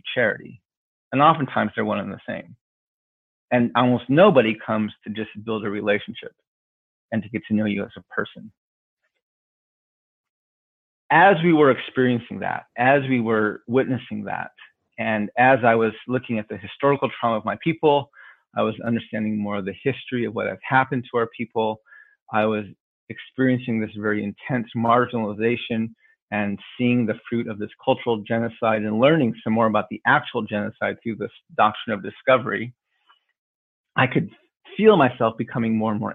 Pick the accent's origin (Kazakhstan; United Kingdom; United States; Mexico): United States; also born or lived in Washington, D.C.; being Native American and living on a reservation in the middle of our country